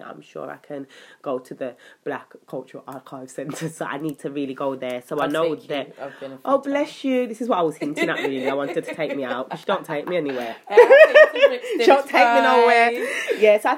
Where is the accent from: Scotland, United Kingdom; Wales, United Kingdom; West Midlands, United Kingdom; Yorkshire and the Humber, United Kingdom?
West Midlands, United Kingdom; Birmingham; I grew up in Birmingham